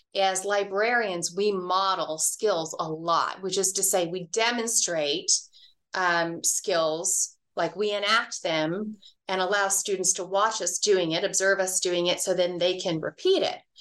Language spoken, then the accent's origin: English; Dallas, Texas, United States; now in Reno, United States; I grew up in Dallas, Texas